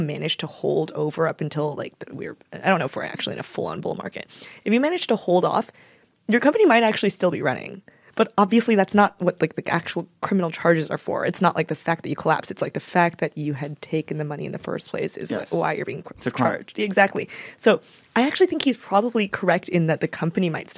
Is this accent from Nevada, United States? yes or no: yes; Las Vegas, Nevada, United States; I'm from Vegas